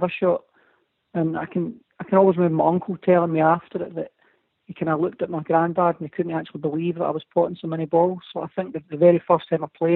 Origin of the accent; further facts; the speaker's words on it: Scotland, United Kingdom; being Scottish